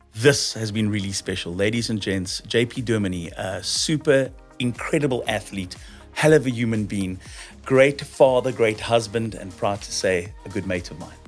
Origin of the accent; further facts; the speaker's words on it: South Africa; as a South African